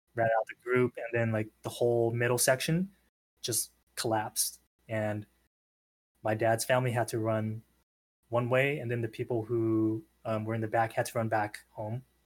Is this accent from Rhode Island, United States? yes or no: no; San Diego, California, United States; I'm born and raised in San Diego